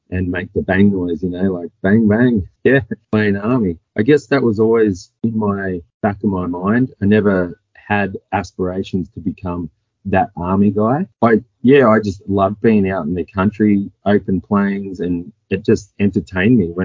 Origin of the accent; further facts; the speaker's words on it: Echuca, Victoria, Australia; I grew up in Echuca, small country town on the border of the Murray River. So yeah, pretty small town. Just a town kid.